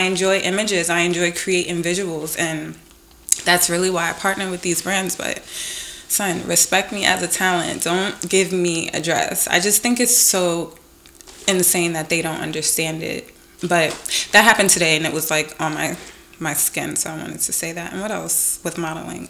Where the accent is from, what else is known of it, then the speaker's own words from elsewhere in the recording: New York City, New York, United States; I'm from Brooklyn